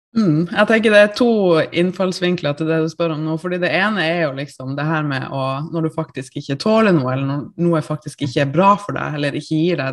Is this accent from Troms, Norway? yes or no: yes; Tromsø, Troms, Norway; now in Oslo, Norway; jeg er jo da fra Tromsø opprinnelig.